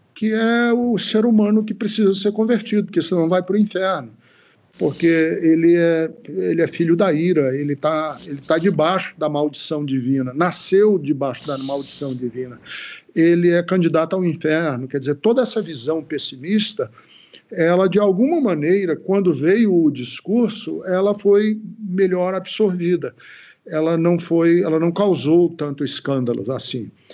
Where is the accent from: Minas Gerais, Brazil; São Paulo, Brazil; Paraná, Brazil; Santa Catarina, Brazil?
Paraná, Brazil; Londrina; moved away; also born or lived in Ceará; eu passei grande parte da minha infância em Londrina, no Paraná